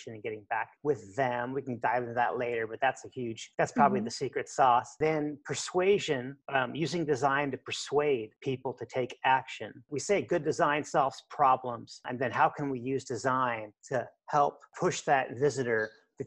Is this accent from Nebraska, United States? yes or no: yes; Lincoln, Nebraska, United States; also born or lived in McAllen, Texas / Mexico; I was born and raised here in Lincoln